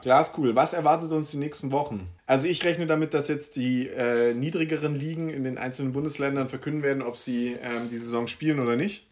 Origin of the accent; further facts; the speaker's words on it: Villingen-Schwenningen, Baden-Württemberg, Germany; Villingen-Schwenning. Mhm. Ähm, meine Heimatstadt komme ich her